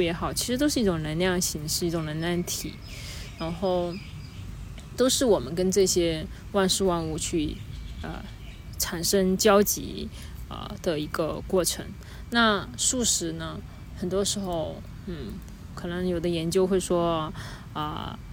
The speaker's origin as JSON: {"language": "Chinese", "country": "China", "said": "我们中国人"}